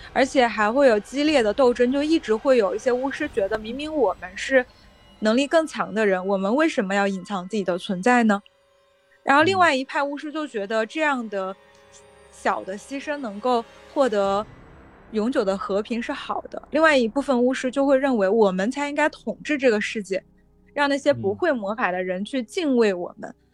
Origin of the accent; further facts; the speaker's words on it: China; moved away as an adult; also born or lived in United States; 我是在中国的这个环境中成长的